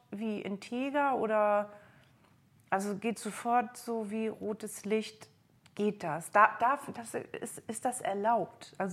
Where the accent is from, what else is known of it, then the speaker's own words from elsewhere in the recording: East Germany, Germany; kann sein, ich bin in der DDR aufgewachsen, irgendwas geht da auch noch mit meinem Mann.